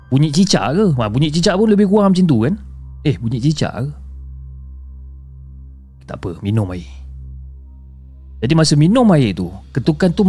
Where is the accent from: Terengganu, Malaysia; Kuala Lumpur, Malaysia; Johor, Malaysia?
Johor, Malaysia; Johor Bahru; dan saya berasal dari Johor Bahru.